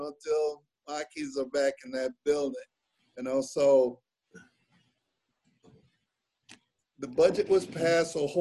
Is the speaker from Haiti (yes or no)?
no; Jamaica; I'm Jamaican